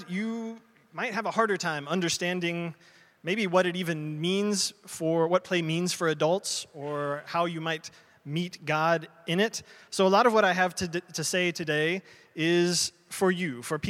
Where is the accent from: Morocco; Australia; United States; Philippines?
United States; I'm American.